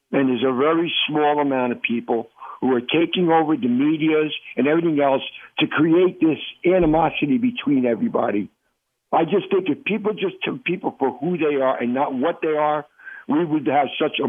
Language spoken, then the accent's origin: English; Newark, New Jersey, United States; I was born and raised in Newark, New Jersey, and I grew up with a whole diversity of people in my life. And I'm 71 years old today.